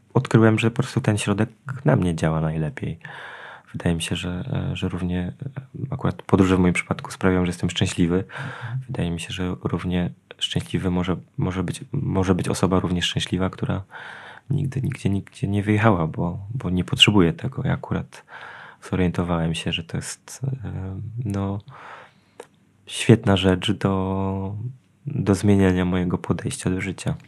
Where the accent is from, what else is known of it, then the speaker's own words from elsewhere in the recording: Janowiec Wielkopolski, Kuyavian-Pomeranian Voivodeship, Poland; also born or lived in Poznań; w Janowcu, czyli tam, gdzie, gdzie mieszkam, gdzie jest moje rodzinne miasto